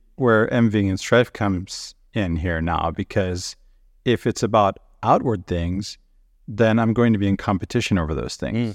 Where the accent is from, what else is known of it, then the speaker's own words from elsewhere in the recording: Venezuela; moved away; I grew up in South America and Venezuela